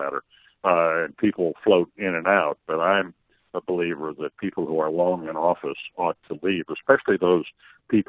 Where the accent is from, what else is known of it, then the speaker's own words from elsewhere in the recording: Illinois, United States; I'm the guy from Illinois, I'm not moving out of Illinois